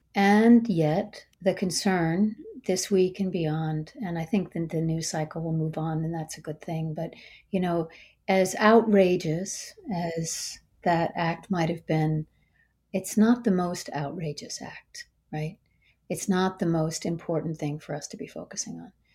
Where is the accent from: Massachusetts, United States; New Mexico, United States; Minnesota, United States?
Minnesota, United States; Minneapolis; now in Washington, United States; I'm from Minneapolis